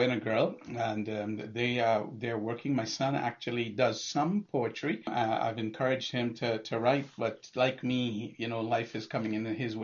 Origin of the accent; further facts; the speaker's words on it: Trinidad & Tobago; also born or lived in Toronto, Canada / Calgary, Canada; now in Ontario, Canada; I'm originally from Trinidad. I actually moved to Canada in the mid to late 80s